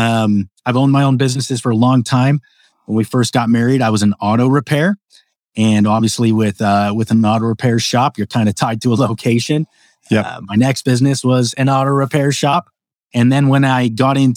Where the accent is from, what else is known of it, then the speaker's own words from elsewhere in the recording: Phoenix, Arizona, United States; also born or lived in southern Utah / Las Vegas; now in Idaho, United States; I was born and raised in the Phoenix area, right, um, where it's hotter than hell, and uh, spent a lot of time in southern Utah, where it's also hotter than than hell.